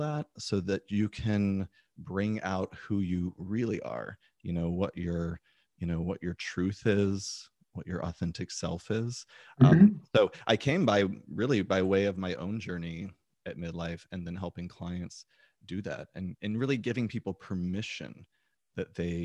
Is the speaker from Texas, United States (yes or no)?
yes; Texas, United States; being this different little boy growing up in Texas